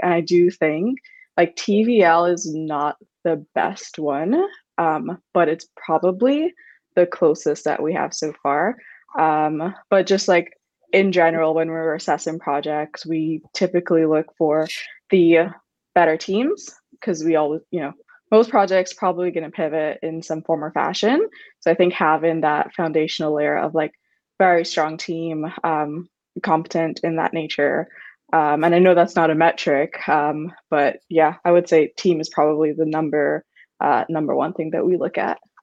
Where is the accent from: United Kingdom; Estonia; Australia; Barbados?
Barbados; I'm from Barbados, like a very emergent region